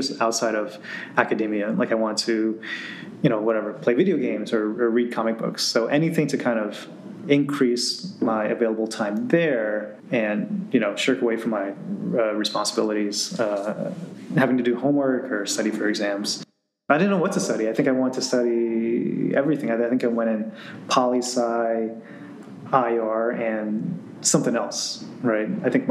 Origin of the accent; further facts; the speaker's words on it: New Jersey, United States; growing up in Central Jersey